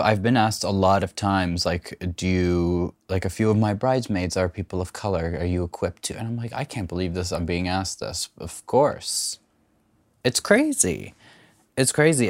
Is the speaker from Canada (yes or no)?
yes; Canada; I grew up mostly in Canada